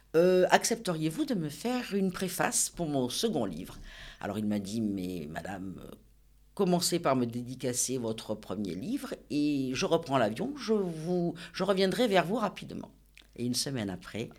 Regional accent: Nice, Provence-Alpes-Côte d'Azur, France; also born or lived in Cabris / Villefranche-sur-Mer; je suis née à Nice, mon papa est né à Cabris et ma maman est née à Villefranche-sur-Mer

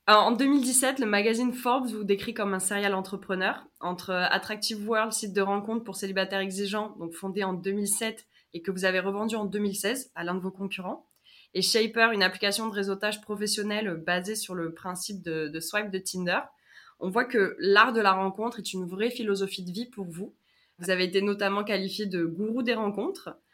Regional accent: France; en tant que Français

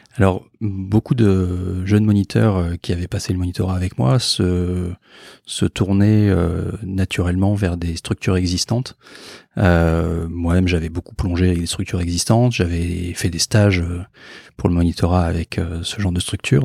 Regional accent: Bordeaux, Nouvelle-Aquitaine, France; moved away as an adult; also born or lived in Antilles / Île-de-France; now in Marseille, France; je suis originaire de Bordeaux, j'ai fait mon internat aux Antilles, ensuite j'ai vécu en région parisienne et maintenant je suis à Marseille

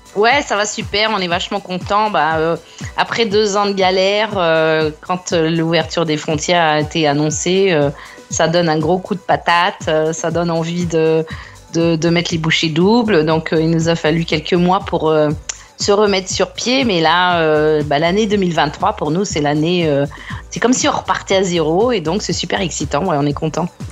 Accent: France; now in Brisbane, Australia; en tant que française

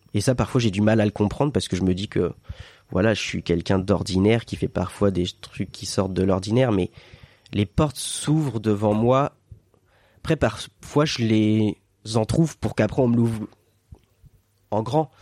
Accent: Sarthe, Pays de la Loire, France; now in Biarritz, France; je suis un terrien pur. Je viens de la Sarthe

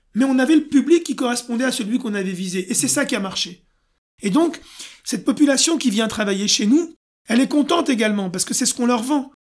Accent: France; je suis français.

